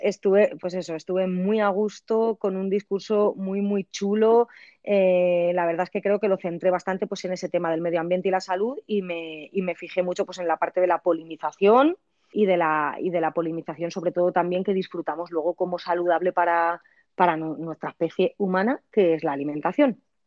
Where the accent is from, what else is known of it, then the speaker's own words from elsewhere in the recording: a village near Valencia, Valencian Community, Spain; yo soy de este pueblo de toda mi vida. Es mi pueblo natal, natal, dentro de que el hospital donde nací estaba en la ciudad de Valencia